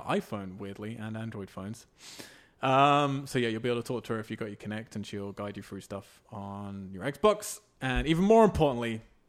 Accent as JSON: {"language": "English", "region": "England", "country": "United Kingdom", "said": "I'm English."}